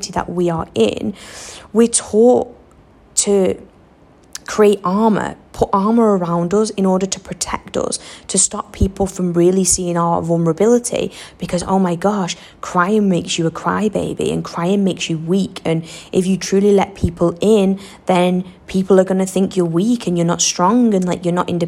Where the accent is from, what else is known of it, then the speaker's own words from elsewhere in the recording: Western Australia, Australia; accent: thick Western Australian; I'm still definitely a wazza girl through and through. Can you not even tell by like the thick accent and some of the weird things I say?